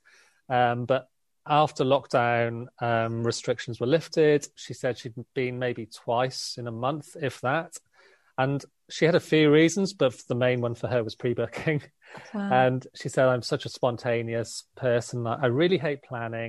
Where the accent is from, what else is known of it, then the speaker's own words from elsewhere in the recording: South Wales, United Kingdom; now in London, United Kingdom; I'm from South Wales